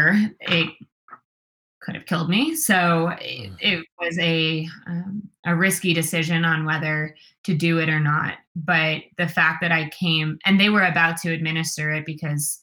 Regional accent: New York, United States; now in Colorado, United States; I'm from New York

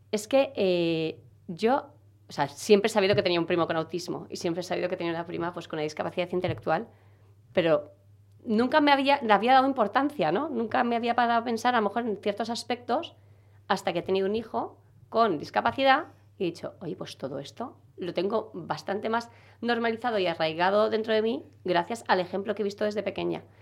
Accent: Galicia, Spain; also born or lived in Brussels / Zaragoza; now in Seville, Spain; Yo soy gallega.

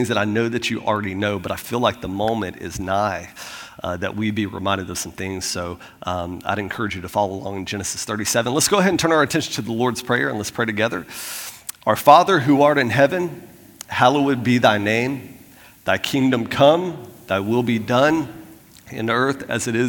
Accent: Florida, United States; moved away; I'm from Florida

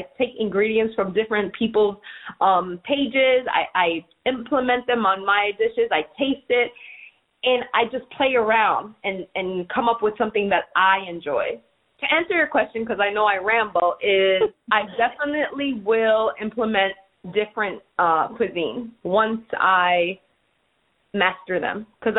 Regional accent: New York, United States; you know, New York fed my soul growing up. So I'm a foodie, and I'm a snobbish foodie when I travel, because I'm a New Yorker.

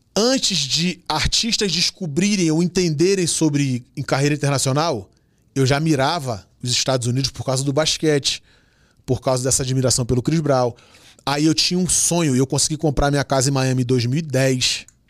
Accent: Rio de Janeiro, Brazil; sou nascido no Rio de Janeiro e, e tenho o maior orgulho de ser flamenguista, amo pagode, sou do funk, nascido na Nova Holanda. Com 7 anos eu chego na Vila do Pinheiro, saio da Vila do Pinheiro com 27 anos de idade

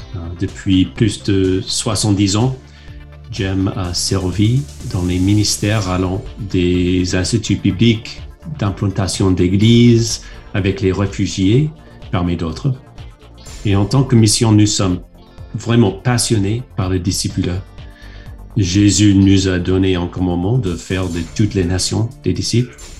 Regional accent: United States; French is a second language; moved away as an adult; now in France; En tant qu'Américaine

